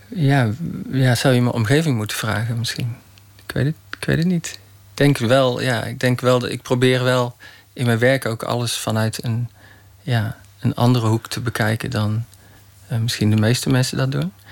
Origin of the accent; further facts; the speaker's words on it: Roosendaal, North Brabant, Netherlands; ik ben geboren in Roosendaal, in Brabant.